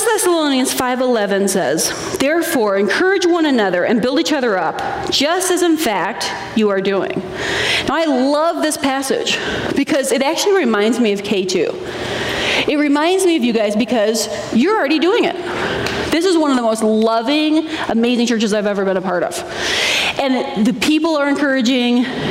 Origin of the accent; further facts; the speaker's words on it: Minnesota, United States; I grew up in Minnesota